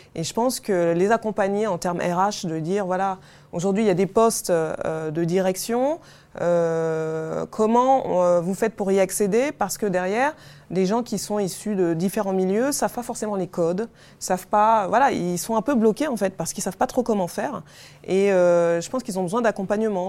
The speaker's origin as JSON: {"language": "French", "town": "Paris", "region": "Île-de-France", "country": "France", "said": "je suis une Parisienne"}